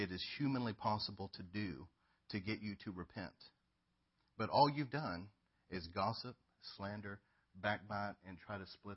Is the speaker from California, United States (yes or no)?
no; Northeast Texas, United States; I've been here my whole life